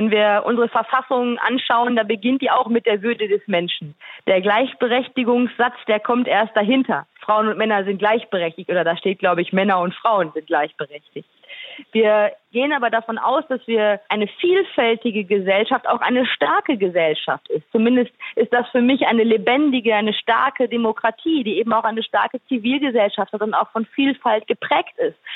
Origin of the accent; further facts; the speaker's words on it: North Rhine-Westphalia, Germany; Ja, ich bin ja tatsächlich im Ruhrgebiet aufgewachsen, bin ein Kind des Ruhrgebiets.